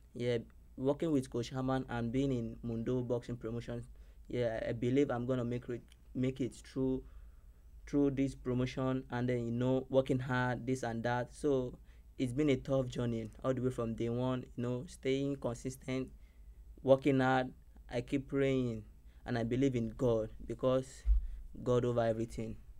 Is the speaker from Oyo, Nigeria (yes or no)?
no; Lagos, Nigeria; moved away as an adult; now in Miami, United States; I came all the way from Nigeria, Lagos, Nigeria